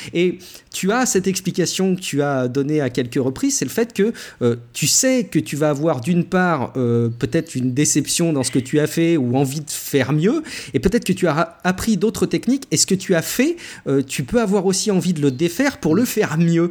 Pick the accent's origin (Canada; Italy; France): France; chez nous en France